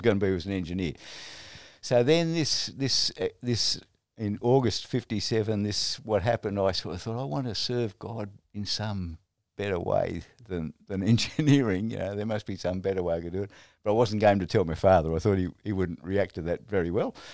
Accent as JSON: {"language": "English", "country": "Australia"}